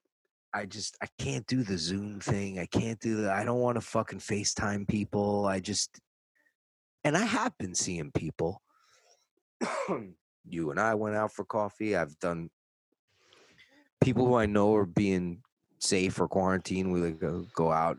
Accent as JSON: {"language": "English", "region": "New York", "country": "United States", "moved": "yes", "lives_now": "Los Angeles, United States", "said": "I'm from New York"}